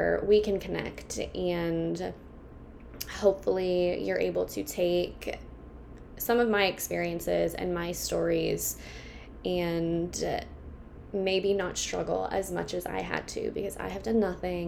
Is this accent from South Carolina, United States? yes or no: no; Kansas, United States; I am from Kansas.